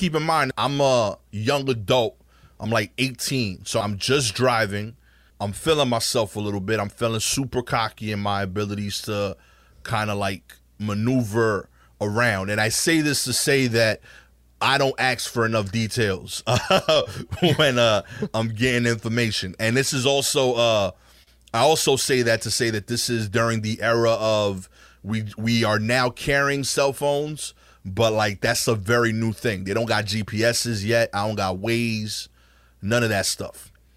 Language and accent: English; New York City, New York, United States; Born and raised, not like I just showed up here from the middle of the country. I'm actually, like, from Brooklyn